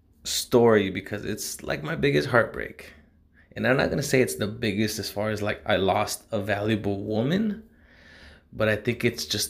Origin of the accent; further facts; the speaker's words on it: Los Angeles, California, United States; oh, you're from LA? And I was like, yeah